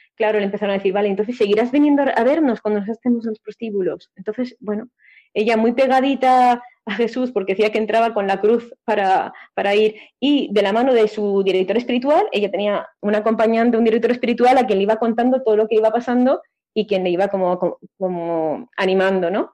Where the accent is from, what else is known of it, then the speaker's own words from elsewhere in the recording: a village near Valencia, Valencian Community, Spain; mi pueblo